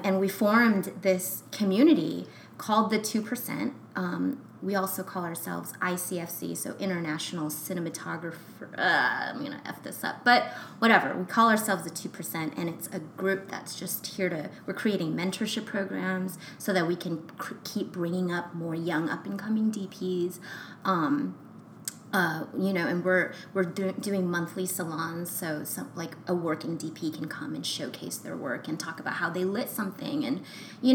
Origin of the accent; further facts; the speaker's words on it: United States; I have an American passport, and I was born in America. I was born here